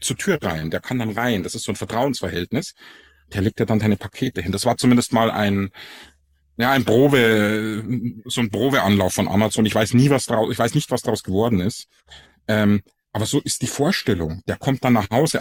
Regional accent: Ingolstadt, Bavaria, Germany; accent: Bavarian; moved away as an adult; now in Frankfurt, Germany; ich komme aus, aus Ingolstadt ursprünglich. Man merkt's ja fast gar nicht, dass ich einen bayerischen Dialekt habe, aber da komme ich ursprünglich her

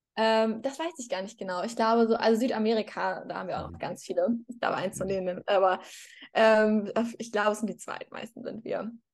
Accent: Hamburg, Germany; moved away as an adult; now in Madrid, Spain; ich bin ja auch aus, also ich komme auch aus Hamburg, ich habe in Hamburg studiert

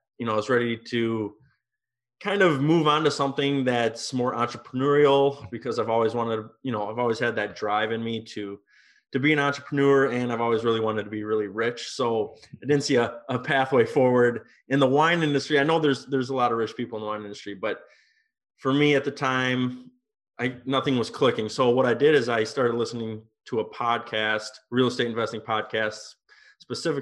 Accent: Minnesota, United States; moved away as an adult; also born or lived in Europe / Napa Valley, California; I'm from Minnesota, and right out of high school, I got involved in the wine industry.

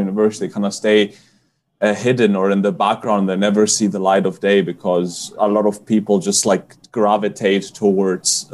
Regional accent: Greece; Growing up in Greece

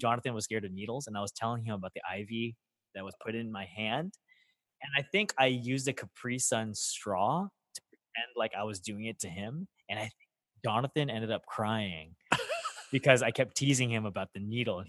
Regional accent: Los Angeles, California, United States; So I grew up in Panorama City. Most of my life

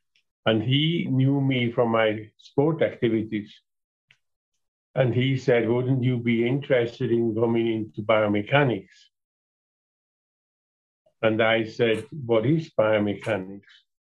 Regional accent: Switzerland; moved away as an adult; now in Calgary, Canada; I am originally from Switzerland

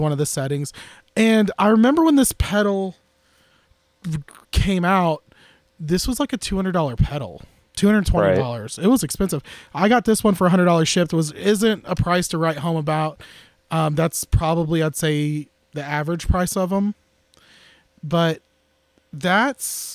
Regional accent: Tampa, Florida, United States; moved away; also born or lived in East Tennessee; I'm not from East Tennessee. I'm from Tampa, Florida.

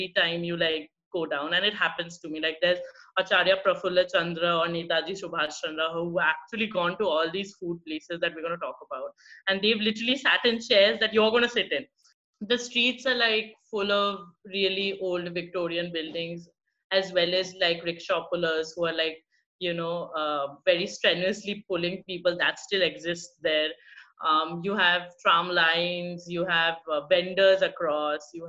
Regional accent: Kharagpur, West Bengal, India; I'm from West Bengal. I didn't grow up in Kolkata. I grew up in Kharagpur

